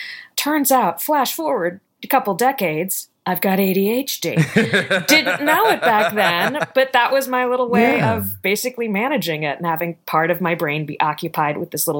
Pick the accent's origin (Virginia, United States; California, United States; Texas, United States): Virginia, United States; Richmond; Richmond, Virginia.